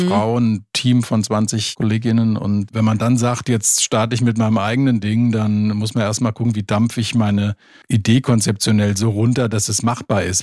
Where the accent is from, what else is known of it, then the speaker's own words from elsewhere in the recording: Limburg an der Lahn, Hesse, Germany; moved away as an adult; also born or lived in Frankfurt; now in Giebelstadt, Germany; Ich komme aus Limburg an der Lahn, aus Hessen bin da aufgewachsen und bin dann nach dem Abitur nach Frankfurt gegangen